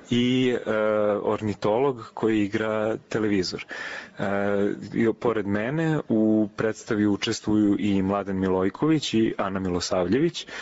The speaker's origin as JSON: {"language": "Croatian", "region": "Belgrade", "country": "Serbia", "also_born_or_lived": "Novi Sad / Norway / Shanghai", "said": "ja sam glumac iz Beograda."}